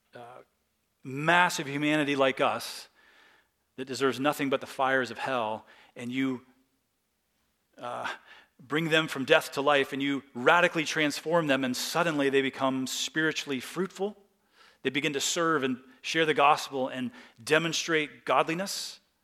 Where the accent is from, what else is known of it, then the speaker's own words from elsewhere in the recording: United States; as American Christians